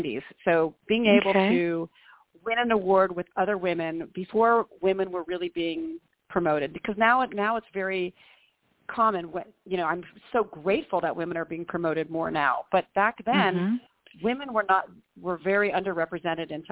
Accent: Long Beach, California, United States; also born or lived in San Diego; I grew up in Long Beach and then went to UC San Diego

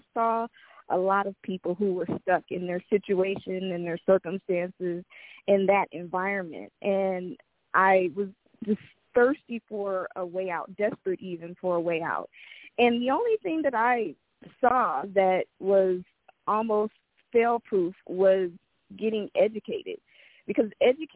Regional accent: Los Angeles, California, United States; I grew up in South Central Los Angeles

